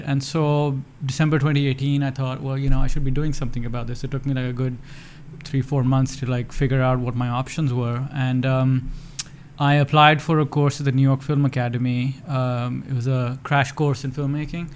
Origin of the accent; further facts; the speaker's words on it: Lahore, Punjab, Pakistan; there was nothing close to a film program in any of the schools that I went to uh, growing up in Lahore